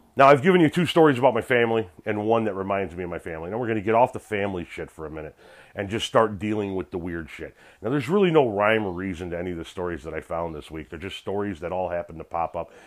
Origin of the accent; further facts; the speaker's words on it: Chicago, Illinois, United States; we're Italians from Chicago